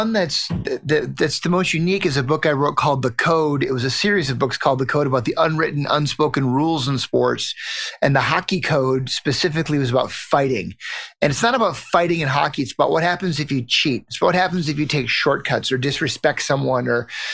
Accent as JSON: {"language": "English", "town": "Fairmont", "region": "Minnesota", "country": "United States", "tie": "born or raised there", "said": "I grew up in right on the Iowa border, right in a little town called Fairmont in southern"}